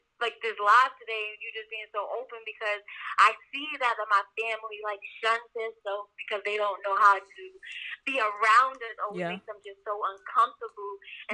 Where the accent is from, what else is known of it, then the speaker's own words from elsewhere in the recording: New York, United States; I'm from Pennsylvania. Well, I'm originally from New York, but I live in Pennsylvania.